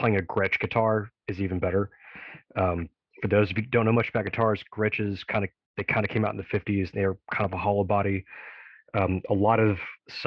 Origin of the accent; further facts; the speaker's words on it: Tennessee, United States; my home state in Memphis